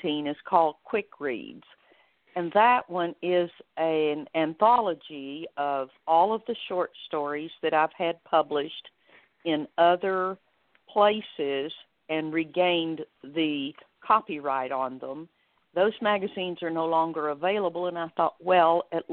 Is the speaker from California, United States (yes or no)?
no; Amarillo, Texas, United States; moved away as an adult; also born or lived in Garland / Odessa / Richardson / Dallas; now in Sherman, United States; I grew up in Amarillo